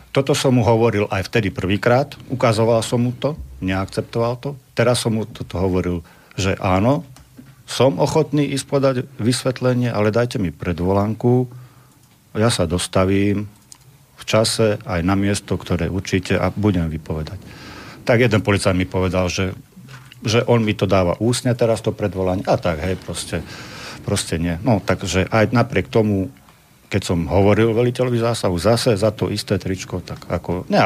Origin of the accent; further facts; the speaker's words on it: Slovakia; To, že som Slovák.